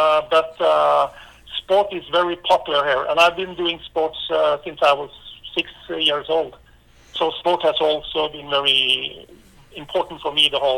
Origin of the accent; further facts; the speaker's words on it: Norway; I grew up in Norway, and I live in Skien, or Skien. It's a small city, it's actually the 10th biggest city here in Norway. But there are only 52,000 people living here, and it's 2 hours south